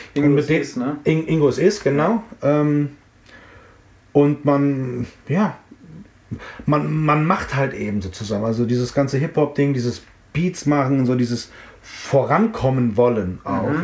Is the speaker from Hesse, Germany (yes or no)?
yes; Frankfurt, Hesse, Germany; also born or lived in Offenbach; ich bin in Offenbach geboren und zehn Minuten später bin ich in Frankfurt gewesen